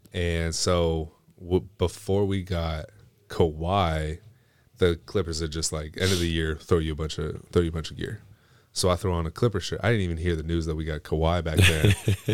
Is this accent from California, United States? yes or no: yes; suburban town near Los Angeles, California, United States; moved away as an adult; now in Roseville, United States; I grew up in a very, my town was very white. The town next to us was almost entirely Hispanic